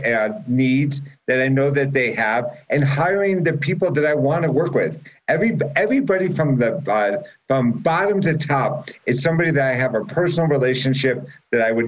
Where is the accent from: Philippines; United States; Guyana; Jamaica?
United States; Chicago, Illinois; moved away as an adult; also born or lived in New York; I grew up on Lakeshore Drive, right 1300 North